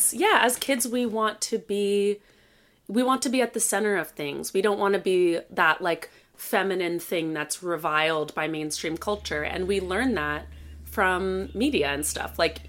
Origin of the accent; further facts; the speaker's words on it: Princeton, New Jersey, United States; yes, I grew up in Princeton, so I have a handful of questions for you about the 609.